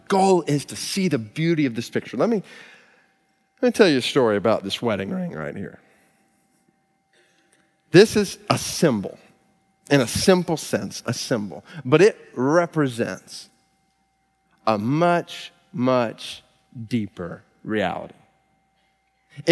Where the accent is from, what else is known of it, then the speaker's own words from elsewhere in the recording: Stone Mountain, Georgia, United States; we're from Stone Mountain, Georgia